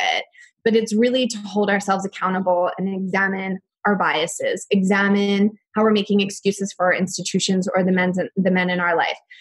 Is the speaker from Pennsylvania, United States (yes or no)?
yes; outside of Philadelphia, Pennsylvania, United States; I had a very average suburban childhood. I grew up outside of Philadelphia to an architect and a nurse